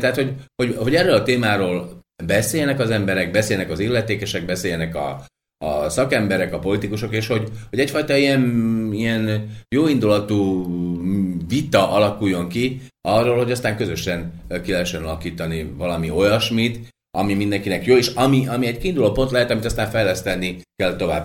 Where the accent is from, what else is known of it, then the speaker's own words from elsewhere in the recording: Slovakia; akik itt élő magyarok vagyunk